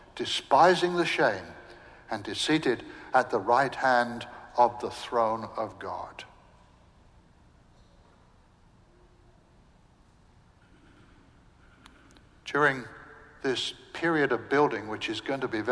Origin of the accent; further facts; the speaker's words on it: England, United Kingdom; moved away as an adult; also born or lived in Southern United States; now in United States; I'm English